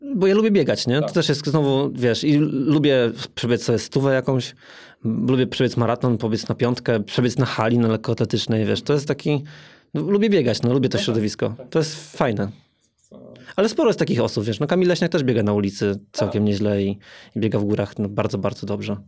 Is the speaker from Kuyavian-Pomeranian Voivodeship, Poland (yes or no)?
yes; Toruń, Kuyavian-Pomeranian Voivodeship, Poland; now in Warsaw, Poland; ja pochodzę z Torunia